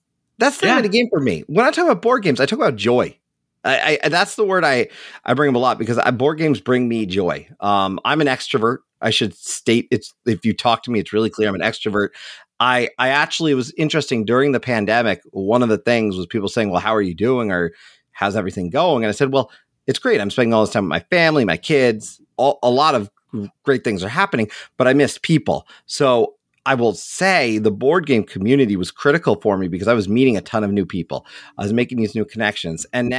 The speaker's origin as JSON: {"language": "English", "region": "New York", "country": "United States", "also_born_or_lived": "Scranton", "said": "I'm originally from New York though. If you ask me, I'm a New Yorker. I'm from New York State, born in and around the New York City metro area."}